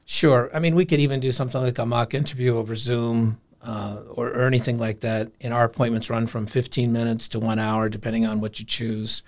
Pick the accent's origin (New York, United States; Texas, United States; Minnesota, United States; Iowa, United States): Iowa, United States; Des Moines; moved away as an adult; also born or lived in Colorado / Vail, Colorado; I'm from Des Moines, Iowa, but I ended up in Colorado